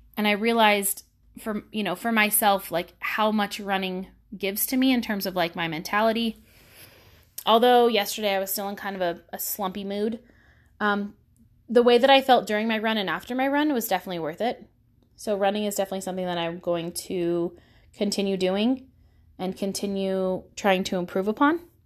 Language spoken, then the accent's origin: English; Pacifica, California, United States; I grew up in Pacifica, California, where it's sixty-five and foggy ninety-five percent of the time.